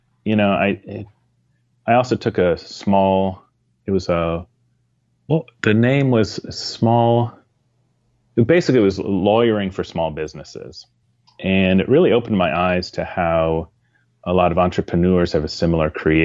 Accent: Ann Arbor, Michigan, United States; I grew up in Ann Arbor, Michigan

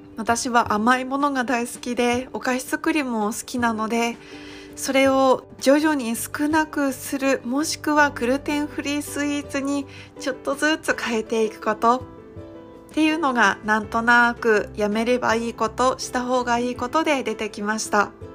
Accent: Iwate, Japan; now in Kohama Island, Okinawa, Japan; 私が地元の岩手県からはるか何千キロも離れたこの沖縄県の離島小浜島に来る

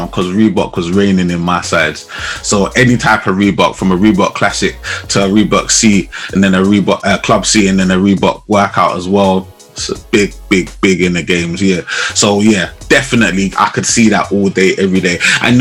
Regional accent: London, United Kingdom; We're both from London, both London born and bred

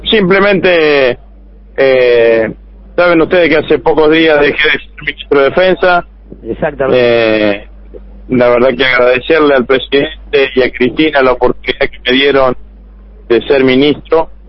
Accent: Vera, Santa Fe, Argentina; also born or lived in Rosario; nosotros nacimos en Vera, en el norte de la provincia de Santa Fe. Bueno, después ellos dos, Andrés y Alejandro, vinieron acá a Santa Fe, pero yo antes me había ido a estudiar ingeniería Rosario, conozco la provincia de norte a sur y de este a oeste

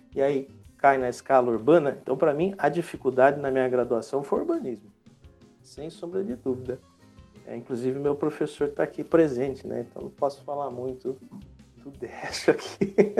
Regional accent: Rio Claro, São Paulo, Brazil; moved away as an adult; now in Itatiba, Brazil; eu sou de Rio Claro, né, interior de São Paulo, moro atualmente em Itatiba

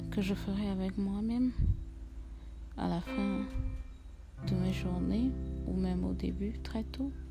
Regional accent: Togo; moved away; je suis togolaise, je vis quelque part dans le monde

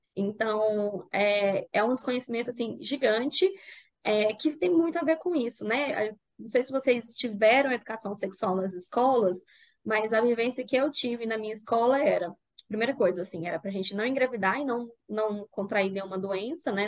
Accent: Goiânia, Goiás, Brazil; falo de Goiânia. Acho que é importante falar de onde eu falo, vocês vão pegar um sotaque aí

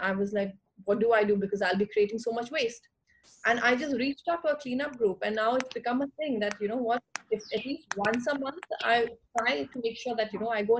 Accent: India; knowing the culture that I come from, being an Indian

